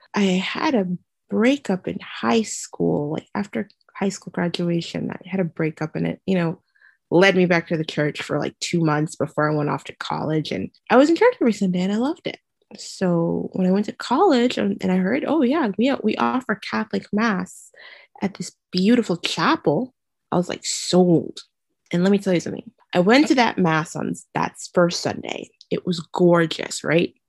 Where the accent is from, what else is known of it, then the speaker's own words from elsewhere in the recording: Trinidad & Tobago; also born or lived in Gasparillo; now in Brooklyn, United States; I grew up in the Caribbean in a beautiful twin island republic called Trinidad and Tobago